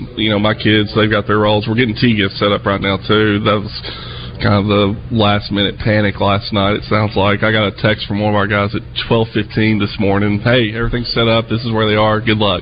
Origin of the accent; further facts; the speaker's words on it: New England, United States; I grew up in New England, guys.